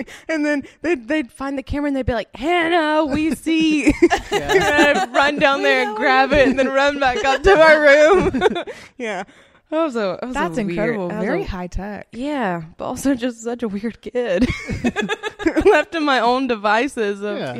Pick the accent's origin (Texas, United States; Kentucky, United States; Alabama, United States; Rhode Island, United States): Alabama, United States; Sand Mountain; I'm from Sand Mountain.